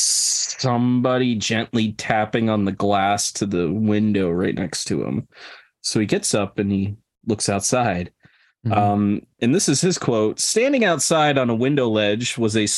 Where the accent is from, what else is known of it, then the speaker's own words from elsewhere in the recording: New York, United States; I'm a New Yorker